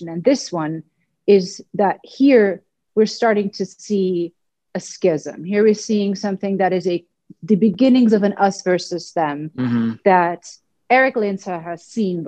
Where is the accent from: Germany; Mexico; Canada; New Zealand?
Germany; I'm German, I grew up in Germany